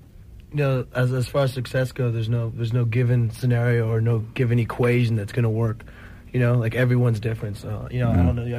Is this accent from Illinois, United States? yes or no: no; Northern California, United States; we grew up in Northern California since we were young pups.